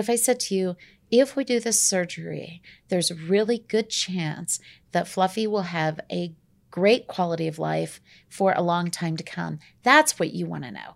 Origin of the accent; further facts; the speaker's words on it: Tulsa, Oklahoma, United States; moved away as an adult; now in Colorado, United States; I'm from Oklahoma